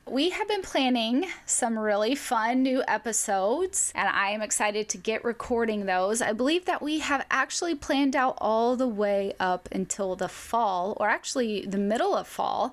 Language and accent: English; Arkansas, United States; moved away; growing up in Arkansas